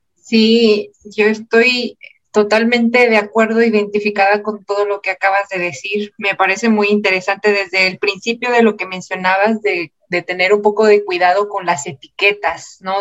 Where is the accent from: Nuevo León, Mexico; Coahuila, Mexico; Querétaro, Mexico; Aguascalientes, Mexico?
Nuevo León, Mexico; Monterrey; also born or lived in Morelia; yo soy de acá de Monterrey, estudié el posgrado en Morelia y me vine, estaba ya trabajando acá en Monterrey